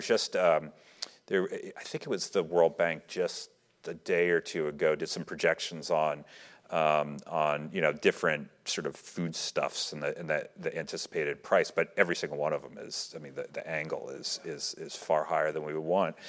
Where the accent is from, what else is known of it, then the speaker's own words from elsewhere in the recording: United States; as an American